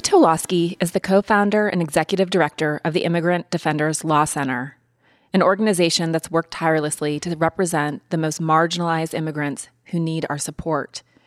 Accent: Montana, United States; also born or lived in East Coast; now in Los Angeles, United States; I love my Montana childhood and living in L A now

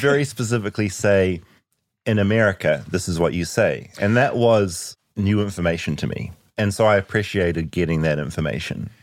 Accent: New Zealand; in New Zealand, we say math

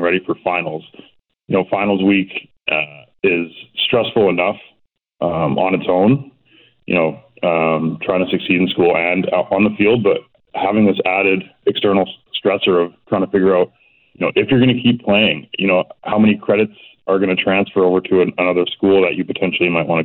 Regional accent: Burnaby, British Columbia, Canada; also born or lived in Coquitlam; I'm from Burnaby originally, literally at the bottom of Burnaby Mountain.

